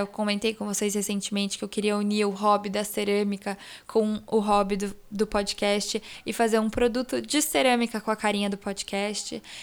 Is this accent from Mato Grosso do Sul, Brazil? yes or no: no; Vitória, Espírito Santo, Brazil; now in São Paulo, Brazil; Eu consegui ir pra Vitória, que é onde eu nasci, onde toda a minha família mora.